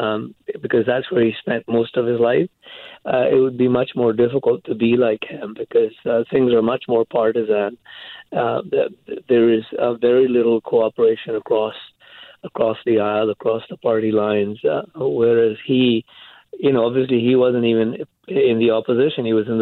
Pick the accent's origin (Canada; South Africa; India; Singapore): India; moved away as an adult; also born or lived in England; He came from Scotland. I came from India via England around the same time.